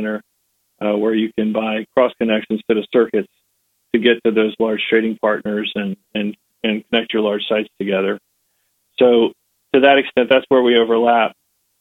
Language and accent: English; eastern Virginia, United States; now in Atlanta, United States; I grew up on a farm in eastern Virginia, not far from the Chesapeake Bay